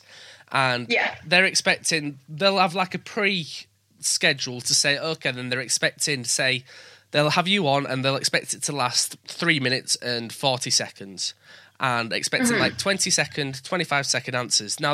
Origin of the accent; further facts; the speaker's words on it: York, Yorkshire and the Humber, United Kingdom; I'm here, I'm from York.